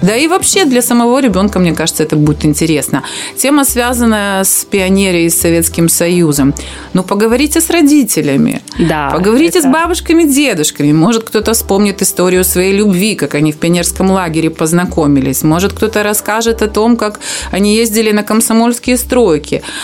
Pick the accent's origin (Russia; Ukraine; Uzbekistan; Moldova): Moldova; Transnistria; приднестровская такая вот, э, русская женщина